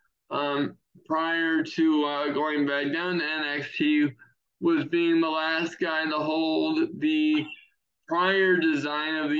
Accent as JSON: {"language": "English", "area": "Anne Arundel County", "region": "Maryland", "country": "United States", "tie": "born or raised there", "said": "I was born in Anne Arundel County boy. I spent the first 8 years of my life there. Been a Marylander my entire life"}